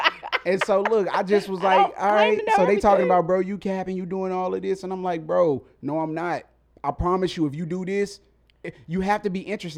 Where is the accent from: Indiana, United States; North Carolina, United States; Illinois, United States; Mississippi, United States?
Mississippi, United States; I'm from Mississippi. I'm from the South. So we were raised a little different down there.